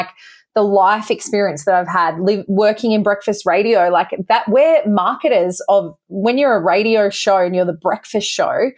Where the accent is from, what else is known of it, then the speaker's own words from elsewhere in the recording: Bathurst, New South Wales, Australia; moved away as an adult; now in Perth, Australia; I grew up in New South Wales in a town called Bathurst